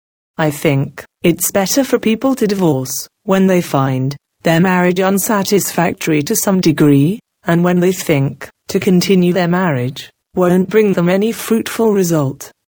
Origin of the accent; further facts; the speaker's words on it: Japan; English is a second language; I may lose Japan, my home, my parents, my brother, simply because I was born in Japan and I happen to share blood with them. But I still don't know how far I'm Japanese in consciousness